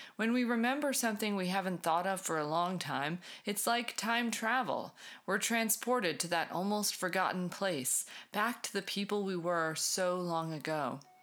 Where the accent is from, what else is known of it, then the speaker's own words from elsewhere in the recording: New England, United States; moved away; I'm originally from New England.